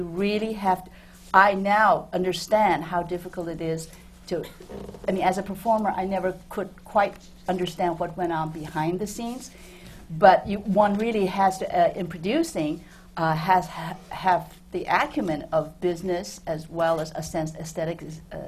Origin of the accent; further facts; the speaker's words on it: New York, United States; also born or lived in China; I was born in China, but I grew up in New York